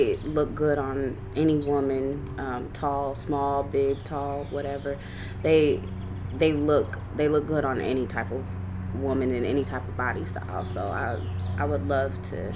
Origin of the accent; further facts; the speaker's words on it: Clarksville, Tennessee, United States; I'm from Clarksville, Tennessee. I graduated from Rossview High School